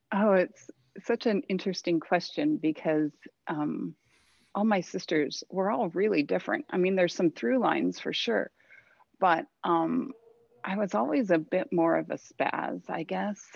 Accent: Thousand Oaks, California, United States; also born or lived in Santa Monica, California / Mammoth, California / Reno, Nevada; I was born down here in Southern California. Um, I actually grew up in Thousand Oaks

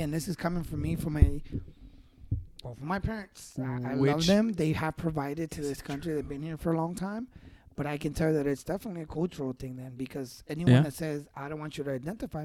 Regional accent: United States; As an American

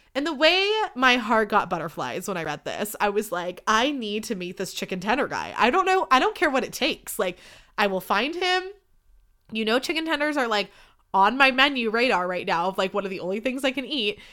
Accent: Livermore, California, United States; I'm from Livermore

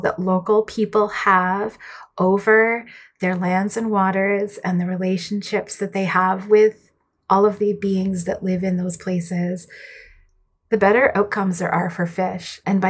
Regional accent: Edmonton, Alberta, Canada; I am an older person now. I just turned 40 this year, but I grew up in Edmonton, Alberta, Canada, which is in what we call Western Canada.

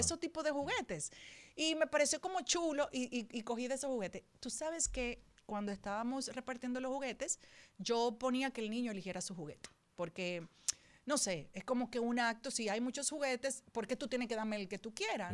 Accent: Dominican Republic; como dominicana

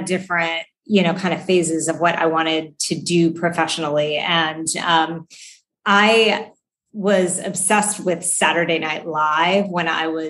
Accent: Fairmont, West Virginia, United States; also born or lived in Charlotte; So I grew up in a little town called Fairmont, which I, until I lived in Charlotte, was the place where I lived the longest. I did all of my schooling there.

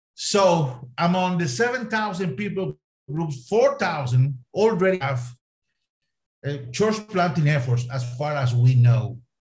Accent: Costa Rica; first language Spanish; English is a second language; moved away as an adult; also born or lived in Jordan / Boise, Idaho, United States; now in Spain; So I was born in Costa Rica. I am Latin American, Latin American by the grace of God. So my first language is Spanish

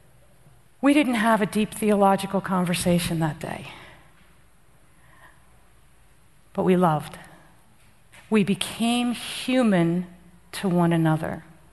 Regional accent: New Jersey, United States; moved away; also born or lived in Afghanistan; I'm from Jersey

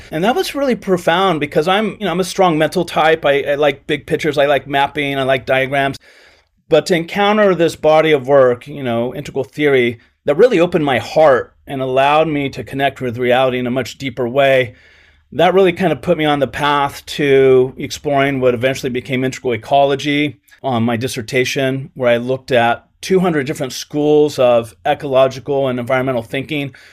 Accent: Coos Bay, Oregon, United States; also born or lived in Washington / California; I was born in Washington, grew up in Oregon, and then went to grad school in California

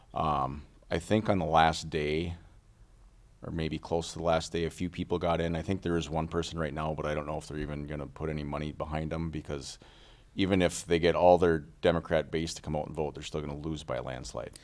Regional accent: Little Falls, Minnesota, United States; also born or lived in St. Cloud; I was born and raised in Little Falls

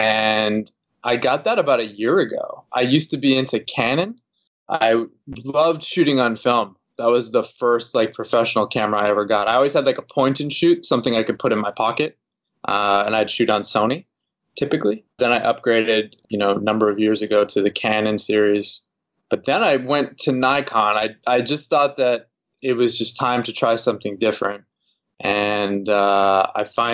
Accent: Boston, Massachusetts, United States; now in Los Angeles, United States; I'm originally from the East Coast over in the Boston area here in the United States.

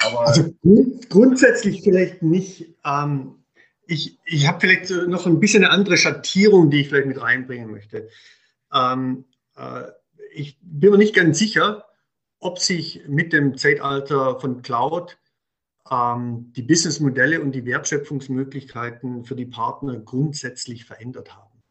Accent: Swabia, Germany; accent: Swabian; moved away as an adult; now in Munich, Germany; wie man wahrscheinlich unschwer raushört, bin ich Schwabe, kann das auch nach 30 Jahren München nicht verbergen

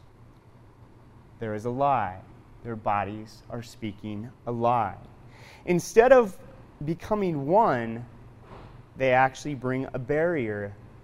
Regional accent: Portland, Oregon, United States; now in South Dakota, United States; I'm not from South Dakota. I grew up in Portland, Oregon, and as a kid growing up in the city

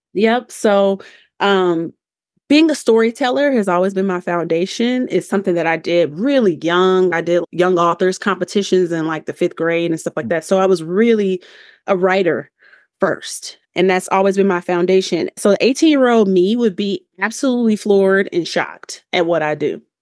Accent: Chicago, Illinois, United States; moved away as an adult; now in Denver, United States; I'm from Chicago

